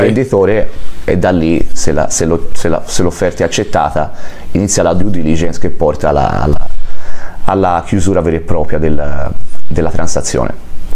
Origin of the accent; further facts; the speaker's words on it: Florence, Tuscany, Italy; moved away as an adult; now in California, United States; sono nato a Firenze ma vivo qua dal 2016